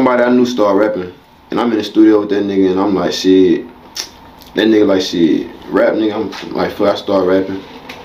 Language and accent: English; Houston, Texas, United States; I'm from Houston, Texas.